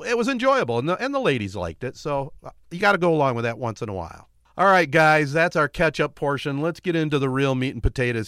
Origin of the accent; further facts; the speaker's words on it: Michigan, United States; we're all from Michigan